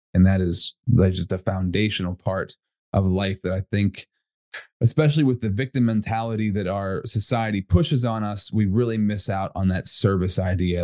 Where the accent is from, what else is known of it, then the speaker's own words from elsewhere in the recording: Altoona, Pennsylvania, United States; I'm from Altoona, Pennsylvania, central PA